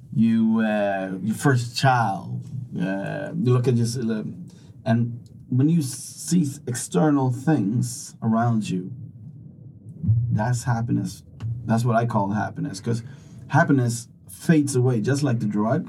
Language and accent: English; Sweden; I'm from Sweden